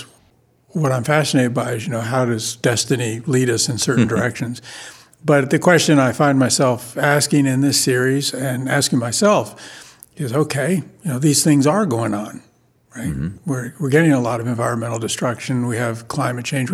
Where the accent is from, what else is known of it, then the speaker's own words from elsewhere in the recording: Paterson, New Jersey, United States; now in Olympia, United States; I grew up in Patterson